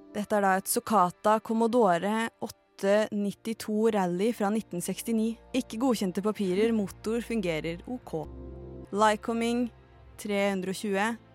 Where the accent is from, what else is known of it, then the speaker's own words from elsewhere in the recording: Lillehammer, Innlandet, Norway; moved away; da jeg var hjemme på Lillehammer